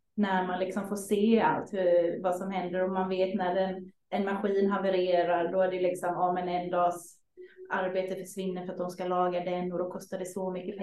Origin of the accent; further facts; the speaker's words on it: Sweden; som liten svensk